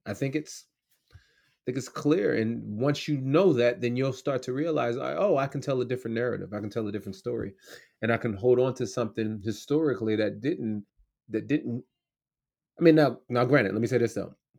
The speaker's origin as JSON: {"language": "English", "country": "United States"}